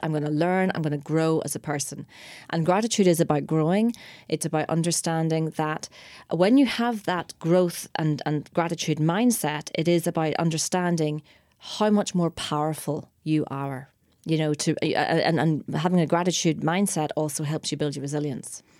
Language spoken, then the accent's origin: English; Ireland; we're Irish as well